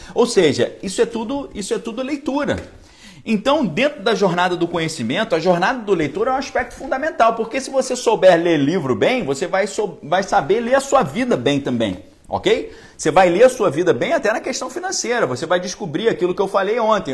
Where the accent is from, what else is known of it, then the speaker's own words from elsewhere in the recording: Niterói, Rio de Janeiro, Brazil; Eu fui criado em Niterói